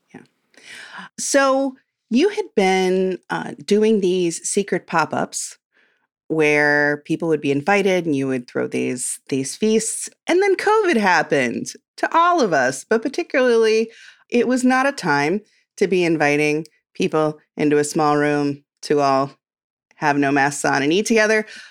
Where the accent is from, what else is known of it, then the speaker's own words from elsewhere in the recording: Midwest, United States; I'm from the Midwest, and we love a comfort casserole